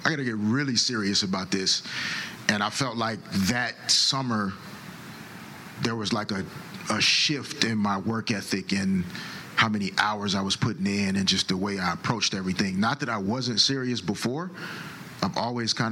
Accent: Little Rock, Arkansas, United States; growing up in Little Rock

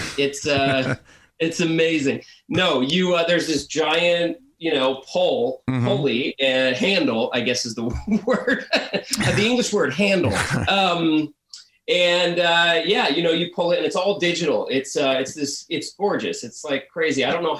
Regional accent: New Jersey, United States; I'm from Jersey originally. Yeah.

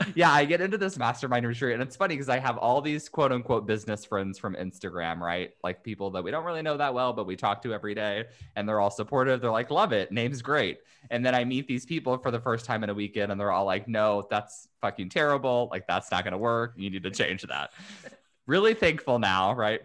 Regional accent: Indiana, United States; moved away as an adult; now in California, United States; I'm originally from Indiana, but moved out to California to go to law school a hot minute ago

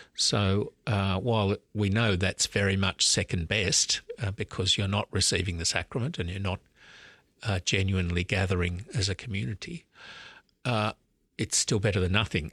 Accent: Sydney, New South Wales, Australia; also born or lived in Melbourne, Australia / Oxford, United Kingdom; I grew up in Sydney, so I'm actually back in my hometown now as Archbishop.

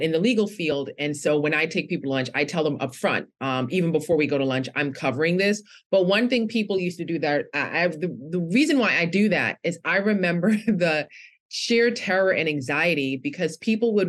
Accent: New York City, New York, United States; I'm from Brooklyn in New York

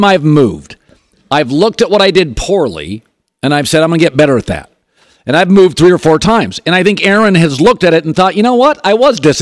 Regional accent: the Northwest, Pacific Northwest, United States; I grew up in the Northwest

